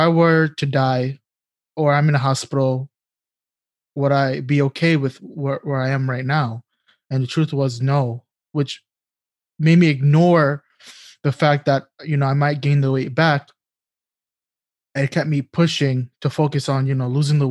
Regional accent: New York City, New York, United States; growing up in New York City, the public schools, you're provided with lunch and breakfast.

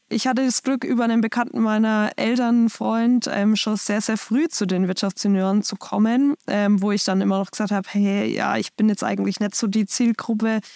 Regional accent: Schweinfurt, Bavaria, Germany; bei uns in Schweinfurt

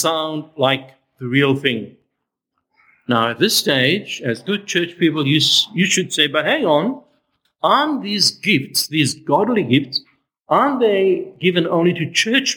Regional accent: South Africa; I grew up in South Africa

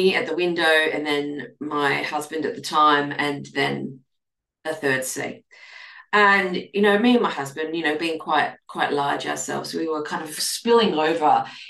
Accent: Australia; I'm an Australian clinical nutritionist

